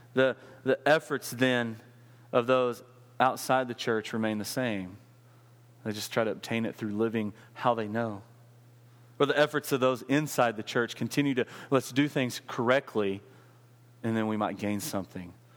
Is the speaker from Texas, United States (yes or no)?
yes; West Texas, United States; I grew up in West Texas